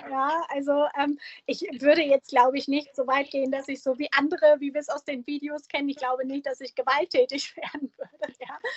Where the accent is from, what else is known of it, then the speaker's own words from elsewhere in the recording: Germany; wir Deutschen